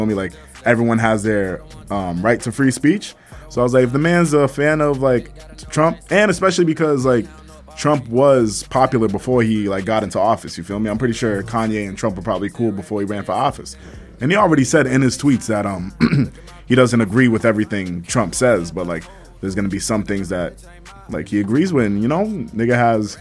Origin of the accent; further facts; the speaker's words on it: Malden, Massachusetts, United States; my hometown, Malden